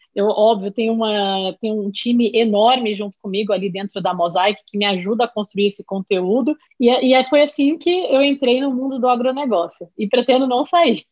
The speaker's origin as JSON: {"language": "Portuguese", "region": "Rio de Janeiro", "country": "Brazil", "tie": "born or raised there", "also_born_or_lived": "São Paulo", "moved": "yes", "said": "sou natural do Rio de Janeiro, morei muitos anos em São Paulo"}